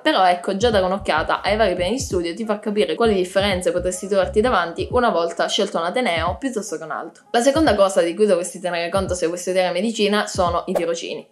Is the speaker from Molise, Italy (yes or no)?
no; Cosenza, Calabria, Italy; moved away as an adult; now in Pisa, Italy; Io studio a Pisa, ma come avrei già capito non sono di Pisa, sono di Cosenza